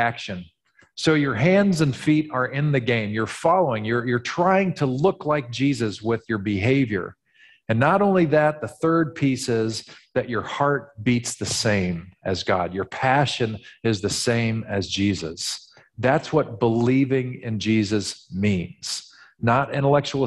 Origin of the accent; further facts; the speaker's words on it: Missouri, United States; being from Missouri has its limits. Missouri is known as the show me state. I was born in Missouri, literally.